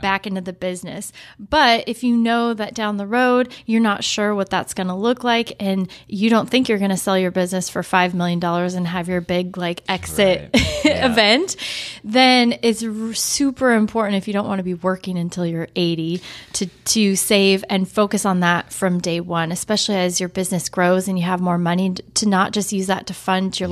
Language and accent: English; Portland, Oregon, United States; I was actually born and raised in Portland.